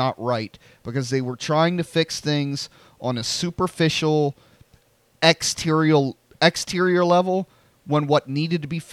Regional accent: Delaware, United States; we live in Delaware

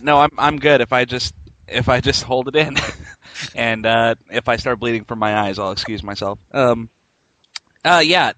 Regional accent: Spokane, Washington, United States; Spokane, uh, which is my hometown and where I'm from

